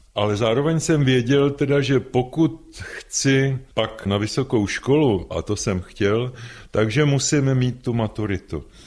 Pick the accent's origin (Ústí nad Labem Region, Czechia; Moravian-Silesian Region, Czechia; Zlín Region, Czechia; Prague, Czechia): Prague, Czechia; když jsme chodili z Vinohrad, z Jiřího náměstí na náměstí Míru